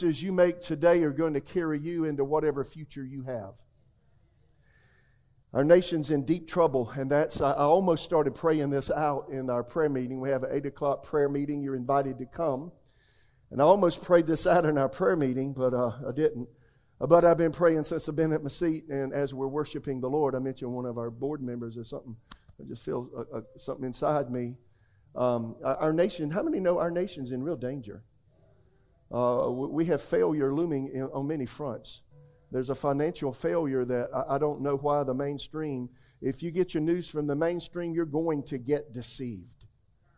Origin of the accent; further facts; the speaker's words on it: South Carolina, United States; now in Raleigh, United States; I was born in America, raised in America. I'm just a good old southern boy from South Carolina.